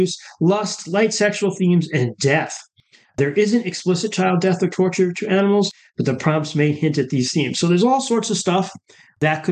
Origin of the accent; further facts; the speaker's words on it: upstate New York, United States; technically, I grew up in upstate New York, and technically, I grew up in the Appalachians. Part of the Catskill Mountains where I grew up